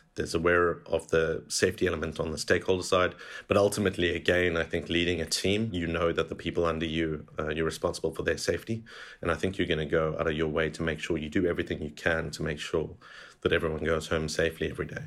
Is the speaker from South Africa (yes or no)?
yes; South Africa; moved away as an adult; also born or lived in London, United Kingdom / Canada; now in Saudi Arabia; I'm born and bred in South Africa, and that's where it sort of shaped my, my identity there